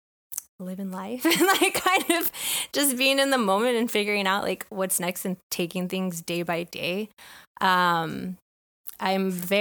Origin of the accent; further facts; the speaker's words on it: Bay Area, California, United States; moved away as an adult; also born or lived in Long Beach, California; now in Texas, United States; I grew up in the Bay Area.